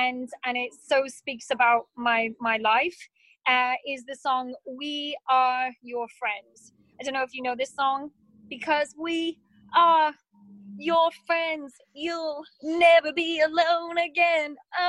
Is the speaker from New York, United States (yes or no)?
no; Pennsylvania, United States; born there; Born in Pennsylvania, very close to Pittsburgh in Pennsylvania. But my parents worked for an international charity and we traveled a lot.